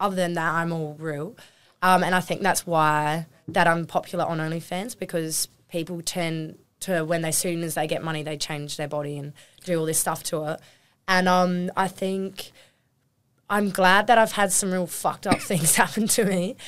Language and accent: English; Normanville, South Australia, Australia; we came from Normanville, we barely even had service.